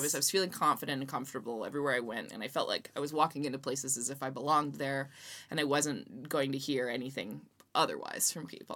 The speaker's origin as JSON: {"language": "English", "country": "Canada", "said": "I'm from Canada"}